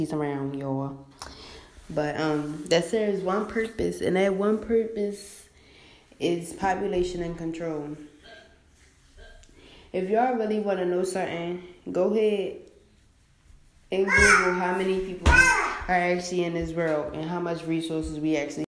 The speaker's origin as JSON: {"language": "English", "town": "Baltimore", "region": "Maryland", "country": "United States", "said": "I'm from Baltimore, Maryland"}